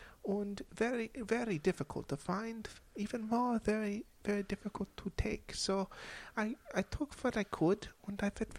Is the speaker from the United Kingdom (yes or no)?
no; Germany; And growing up in Germany in a poor household, I was not always lucky enough to have a pet.